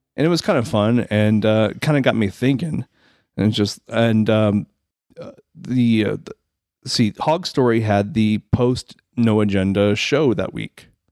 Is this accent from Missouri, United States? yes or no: yes; Rolla, Missouri, United States; now in Springfield, United States; I grew up in Rolla